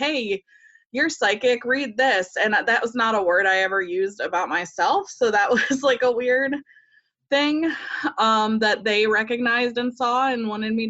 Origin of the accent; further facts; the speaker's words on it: the Bible Belt, United States; I grew up in the Bible Belt